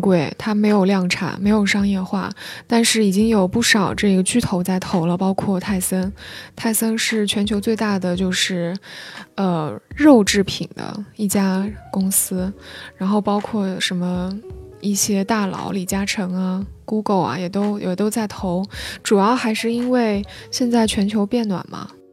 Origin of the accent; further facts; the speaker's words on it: China; 我们中国人